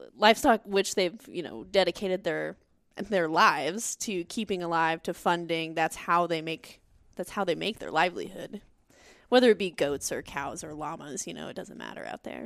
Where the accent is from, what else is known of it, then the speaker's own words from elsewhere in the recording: South Texas, United States; I'm from South Texas